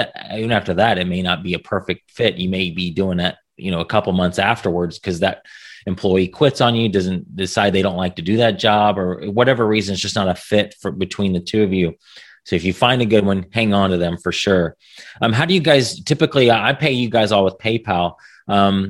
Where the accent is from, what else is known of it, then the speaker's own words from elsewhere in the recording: United States; as an American